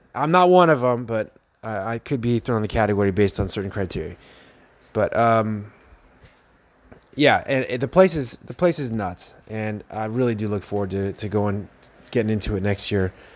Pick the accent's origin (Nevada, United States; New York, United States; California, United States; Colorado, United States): California, United States; San Jose; now in Gilroy, United States; I come from San Jose, California